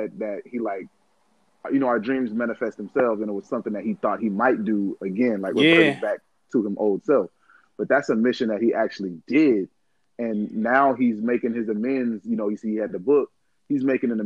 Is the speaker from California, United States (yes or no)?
yes; Richmond, California, United States; I have a Richmond, California mindset. You're not gonna walk up on me. You're not gonna walk on me. I'm from Richmond